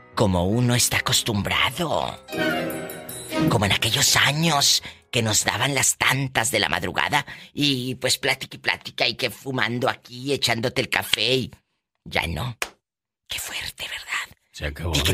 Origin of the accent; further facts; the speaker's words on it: Mexico; como decimos los mexicanos